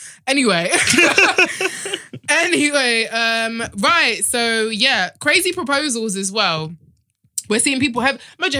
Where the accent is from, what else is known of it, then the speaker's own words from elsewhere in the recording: Nigeria; I'm Nigerian